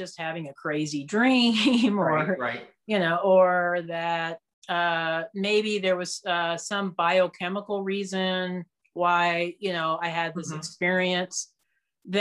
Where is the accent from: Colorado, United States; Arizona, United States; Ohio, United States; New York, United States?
Colorado, United States; Castle Rock; my hometown in Colorado. I live in Castle Rock, which is just south of Denver